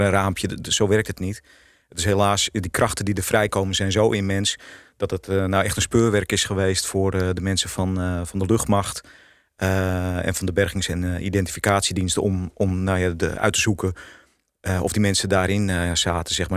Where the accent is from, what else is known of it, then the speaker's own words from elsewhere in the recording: Netherlands; voor ons als Nederlanders